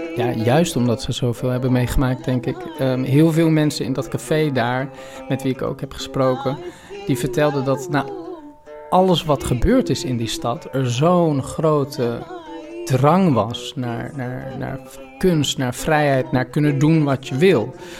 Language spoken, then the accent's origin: Dutch; Amsterdam, North Holland, Netherlands; ik kom uit Amsterdam, ik kom uit Nederland.